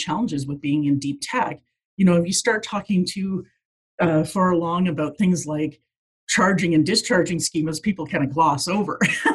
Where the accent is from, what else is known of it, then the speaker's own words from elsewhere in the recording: Fort McMurray, Alberta, Canada; moved away as an adult; also born or lived in Newfoundland / Edmonton; I mean, I grew up in Alberta. I grew up in Fort McMurray, actually